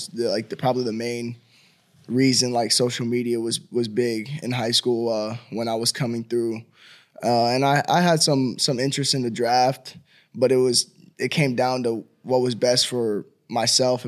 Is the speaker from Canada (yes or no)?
no; Miami, Florida, United States; moved away as an adult; now in Nashville, United States; having a chance to stay in my hometown